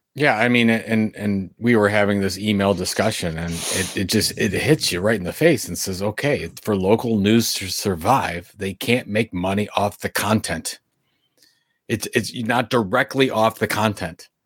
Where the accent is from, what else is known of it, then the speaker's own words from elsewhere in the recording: Sandusky, Ohio, United States; my hometown of Sandusky, Ohio